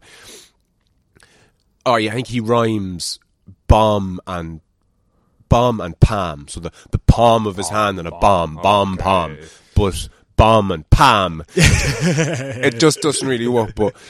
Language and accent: English; Ireland; accent: Irish; In my accent, the Irish accent.